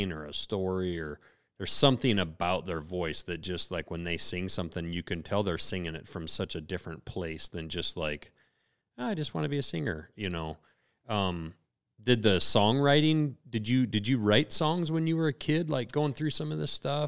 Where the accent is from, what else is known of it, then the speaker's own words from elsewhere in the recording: Lincoln, United States; I grew up in Lincoln